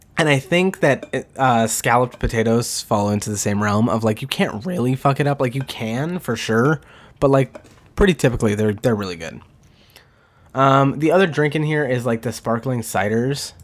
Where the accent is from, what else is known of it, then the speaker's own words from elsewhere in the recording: the West, United States; I am from the West